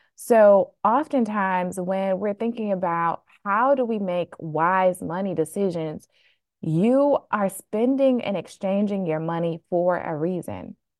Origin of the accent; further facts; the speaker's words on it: Flint, Michigan, United States; now in Boston, United States; I was born and raised really frugal in Flint, Michigan